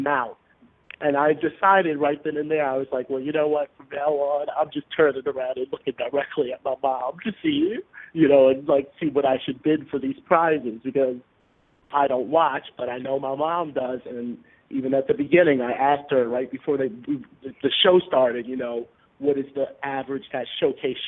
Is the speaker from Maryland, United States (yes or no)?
yes; Baltimore, Maryland, United States; now in Bronx, New York, United States; I was originally from Baltimore, Maryland, currently living in the Bronx, New York.